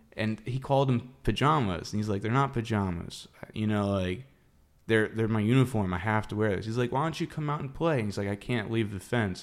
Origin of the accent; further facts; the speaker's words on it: Palm Coast, Florida, United States; I grew up in Palm Coast. That's North Florida.